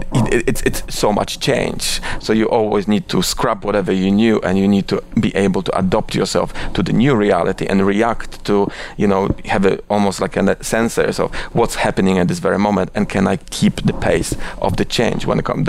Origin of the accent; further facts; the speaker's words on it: Oświęcim, Lesser Poland, Poland; English is a second language; moved away as an adult; also born or lived in Warsaw / India / London; now in New York, United States; I was born in Oświęcim, which is uh, a quite controversial city to be born with. Uh, but I, I, actually I was born there, and I was there. I was living there till I was 18